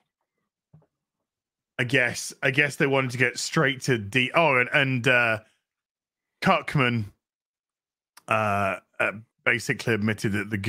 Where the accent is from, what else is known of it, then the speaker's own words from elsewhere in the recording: United Kingdom; I'm British, dude.